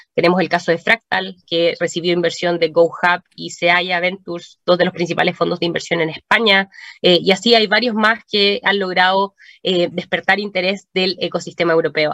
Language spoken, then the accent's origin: Spanish; Chile